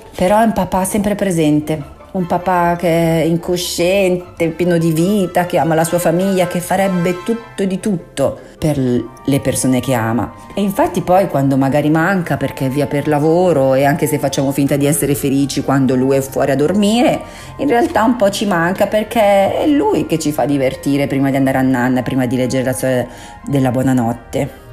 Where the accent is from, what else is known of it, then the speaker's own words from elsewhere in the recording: Southern Italy, Italy; accent: terronese (southern Italian); first language Southern Italian dialect; parlare in teronengi, cioè nella mia lingua madre